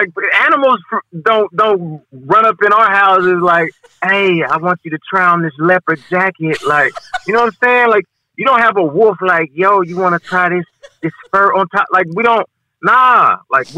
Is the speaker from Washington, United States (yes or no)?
yes; Seattle, Washington, United States; now in New York, United States; I'm from Seattle